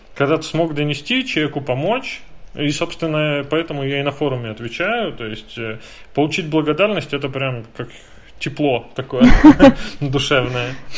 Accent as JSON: {"language": "Russian", "region": "Saint Petersburg", "country": "Russia", "said": "Я просто как питерец"}